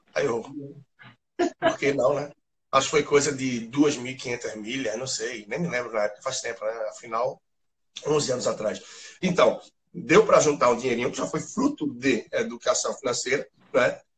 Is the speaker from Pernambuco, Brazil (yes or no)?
yes; Recife, Pernambuco, Brazil; sou de Recife, formado em administração